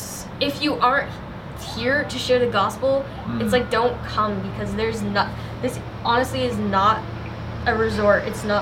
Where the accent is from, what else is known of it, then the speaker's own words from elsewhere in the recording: United States; moved away as an adult; now in Albania; I'm sorry, I'm from America and it's what I do there.